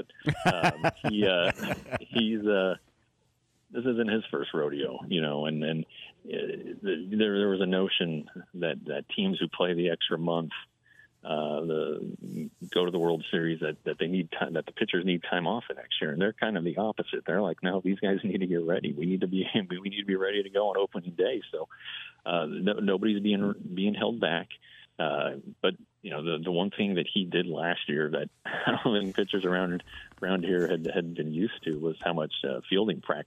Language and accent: English; Colorado, United States; when I was growing up and we came to spring training from Colorado